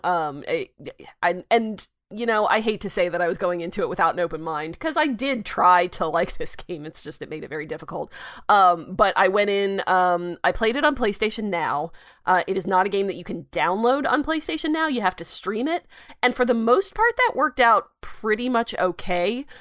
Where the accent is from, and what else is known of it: United States